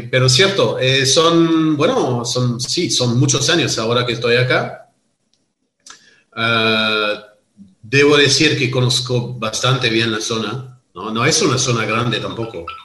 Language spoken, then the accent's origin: Spanish; Stellenbosch, Western Cape, South Africa; born there; also born or lived in Rustenberg; Y yo nací en Sudáfrica. Nací en una propiedad que se llama Rustenberg en Stellenbosch. Stellenbosch es el Mendoza